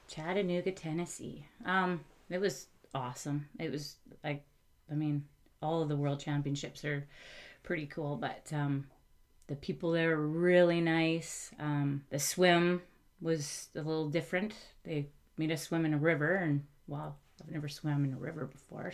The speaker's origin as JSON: {"language": "English", "town": "Coquitlam", "region": "British Columbia", "country": "Canada", "tie": "born or raised there", "also_born_or_lived": "Okanagan", "said": "we were in the Okanagan until we moved when I was 2 mm-hmm. and um, Coquitlam is my was my hometown."}